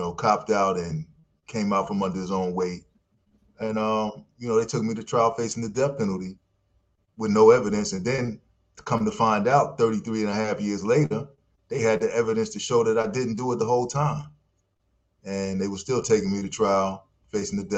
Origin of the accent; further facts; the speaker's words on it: New York, United States; moved away; also born or lived in Ohio; I'm from New York